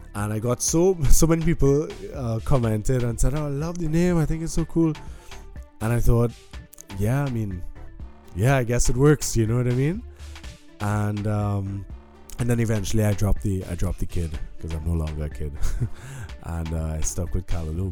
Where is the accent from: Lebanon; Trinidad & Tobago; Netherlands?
Trinidad & Tobago; moved away as an adult; now in Berlin, Germany; growing up in Trinidad um, and going to yeah living in Trinidad my whole life